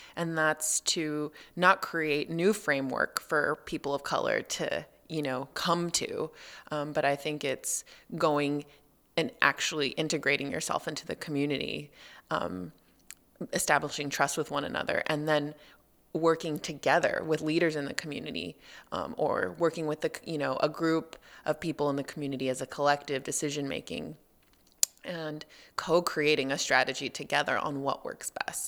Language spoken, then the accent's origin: English; Los Angeles, California, United States; moved away; I grew up in Los Angeles